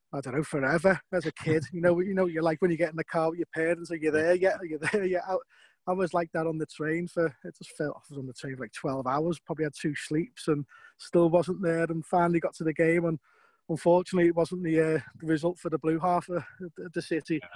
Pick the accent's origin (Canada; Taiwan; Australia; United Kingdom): United Kingdom; Liverpool, North West England; I was born in Lowell Street, just off County Road there, yeah, so that's close to the Goodison Park